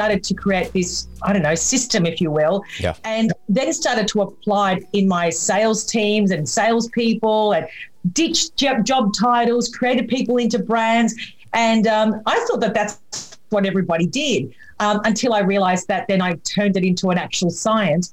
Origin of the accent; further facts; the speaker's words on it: Melbourne, Victoria, Australia; I'm from Melbourne in Australia